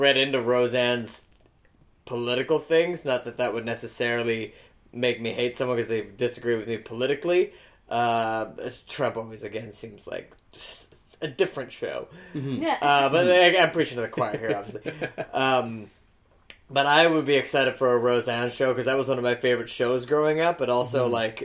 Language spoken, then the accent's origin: English; Calgary, Alberta, Canada; I'm from Calgary